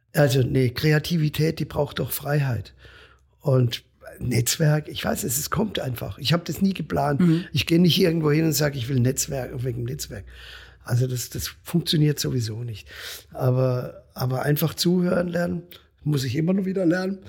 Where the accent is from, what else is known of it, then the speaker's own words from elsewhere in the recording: Breisach am Rhein, Baden-Württemberg, Germany; hier in meiner Heimat in Breisach am Rhein